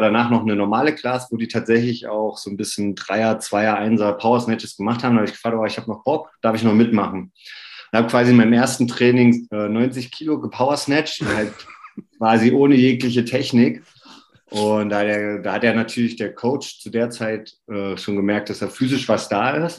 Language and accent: German; near Oberhof, Thuringia, Germany; ich komme aus der Nähe von Oberhof